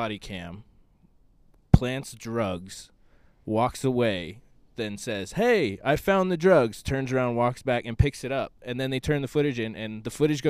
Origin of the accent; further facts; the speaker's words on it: Northern Nevada, United States; moved away as an adult; now in Washington, D.C., United States; growing up in Nevada my whole life